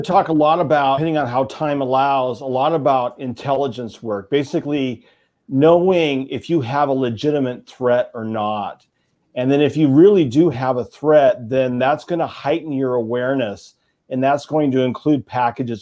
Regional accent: Oregon, United States; my home state of Oregon

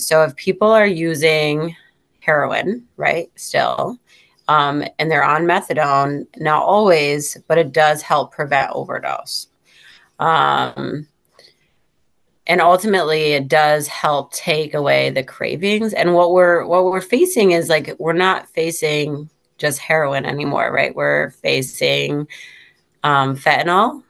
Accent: Syracuse, New York, United States; also born or lived in Fulton, New York; I'm from Syracuse, New York

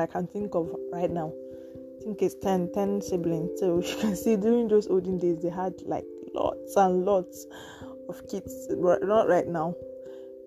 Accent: Imo, Nigeria; I am from Imo State, Nigeria

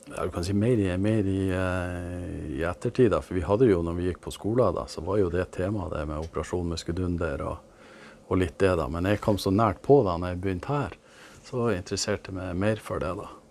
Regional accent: Glomfjord, Nordland, Norway; Oppveksten i Glomfjord

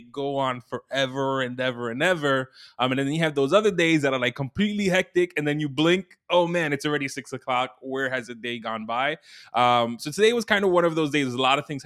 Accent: New York City, New York, United States; I'm from Brooklyn, so I'll rep like 718.

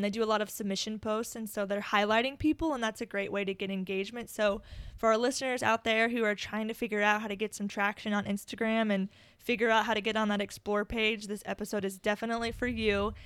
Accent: Omaha, Nebraska, United States; we are in my hometown, Omaha, Nebraska

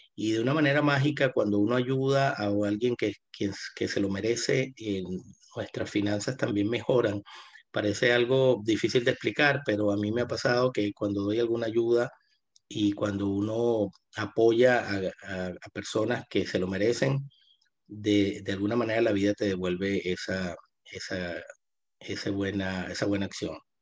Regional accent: Venezuela; moved away as an adult; now in Buenos Aires, Argentina; yo me mudo acá a Buenos Aires eh, por la situación compleja que estaba viviendo Venezuela o que todavía está viviendo en mi país.

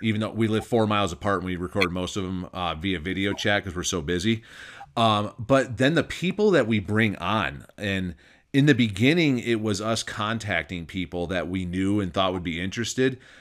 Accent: Michigan, United States; also born or lived in Northern Nevada; now in Nevada, United States; Growing up in Michigan

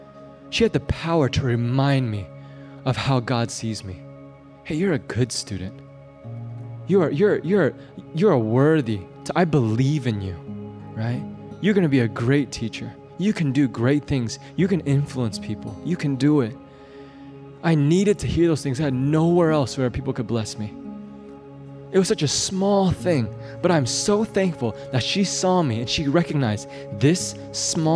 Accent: Champaign, Illinois, United States; I grew up in Champaign, Illinois. I grew up behind a cornfield

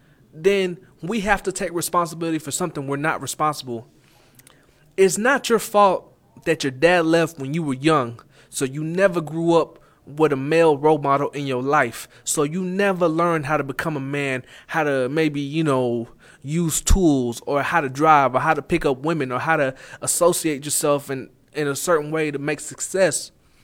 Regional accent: Arlington, United States; And maybe it's just where I'm from. It's more common from where I'm from. I'm from Arlington.

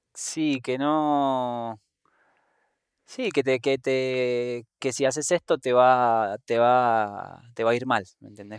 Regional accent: Buenos Aires, Argentina; moved away as an adult; also born or lived in Patagonia / Antigua Guatemala; now in Guatemala; viviendo en Guate, que vi muchos contrastes desde donde yo soy, de Buenos Aires, Argentina

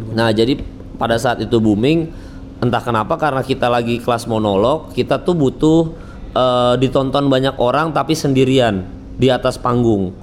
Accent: Samarinda, East Kalimantan, Indonesia; now in Jakarta, Indonesia; aku dari kecil tuh makan di Samarinda

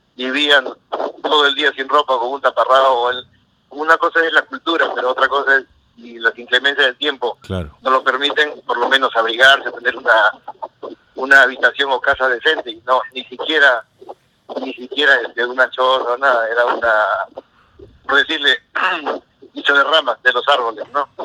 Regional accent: Peruvian coast, Peru; moved away as an adult; now in United States; uno como costeño lleva chompa, casaca, polo, camisa, gorro

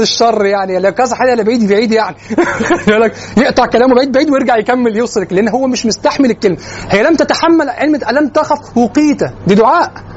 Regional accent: Egypt; نحن كمصريين

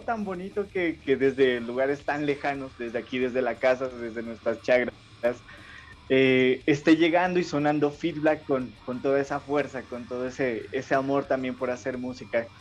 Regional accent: Ipiales, Nariño, Colombia; now in Pasto, Colombia; yo soy de Ipiales que, estoy más cerca, eh, nací pues más cerca a, Ecuador

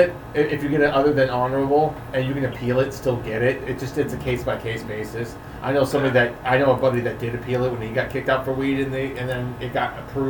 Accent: Napa, California, United States; I was born in Napa, I grew up in Napa

